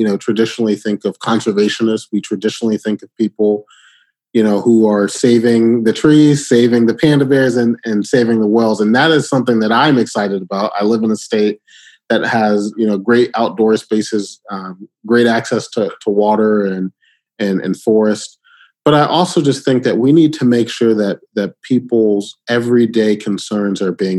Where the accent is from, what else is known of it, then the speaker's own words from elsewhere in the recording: Birmingham, Alabama, United States; also born or lived in Detroit, Michigan; I was born in Michigan, born in Detroit, but I spent a lot of my childhood in the South. And so, you know, growing up in Birmingham, Alabama